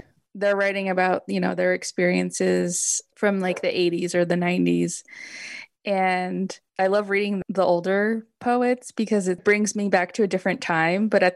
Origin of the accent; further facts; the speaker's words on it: Los Angeles, California, United States; grew up in Los Angeles